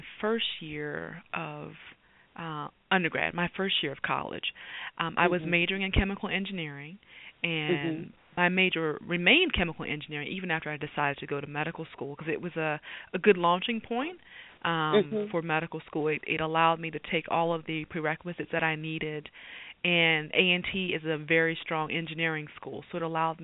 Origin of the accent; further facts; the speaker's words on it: Greensboro, North Carolina, United States; moved away; also born or lived in Maryland; I grew up in North Carolina. My mother and my father raised me in Greensboro, North Carolina.